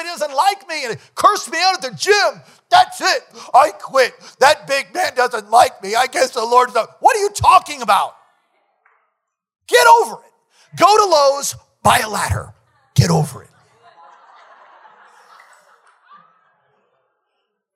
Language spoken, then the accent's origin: English; United States; as an American